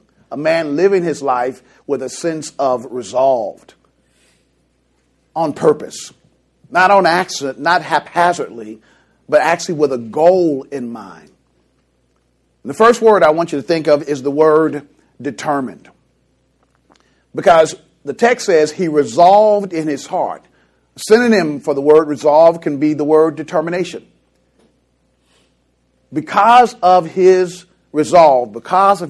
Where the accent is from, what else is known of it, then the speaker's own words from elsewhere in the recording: Kansas City, Missouri, United States; I grew up in Kansas City, Missouri